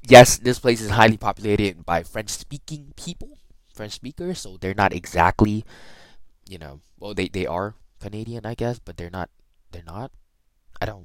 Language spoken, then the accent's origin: English; Thailand; moved away; We're all born from Thailand, literally one of the hottest countries in the world.